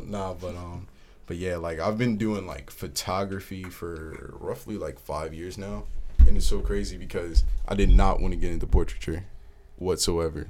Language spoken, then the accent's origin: English; New Jersey, United States; I'm hailing from Jersey